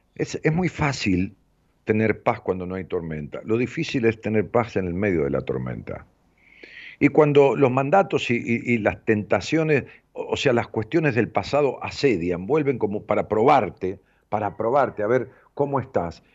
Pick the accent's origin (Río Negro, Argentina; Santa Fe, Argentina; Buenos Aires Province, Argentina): Buenos Aires Province, Argentina; Ramos Mejía; en ese lugar donde yo nací, en la calle Las Heras 762 de Ramos Mejía, yo vivimos con mis padres hasta mi padre, mi hermana, hasta los 11 años míos